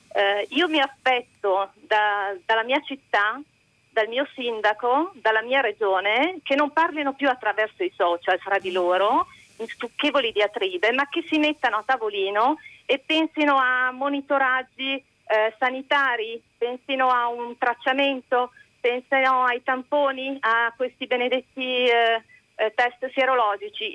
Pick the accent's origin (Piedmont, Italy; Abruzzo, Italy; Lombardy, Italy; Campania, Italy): Lombardy, Italy; Milan; sono, sono milanese